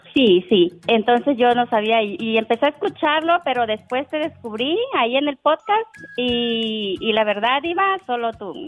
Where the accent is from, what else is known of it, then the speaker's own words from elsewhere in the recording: Manialtepec, Oaxaca, Mexico; de donde yo soy, de Oaxaca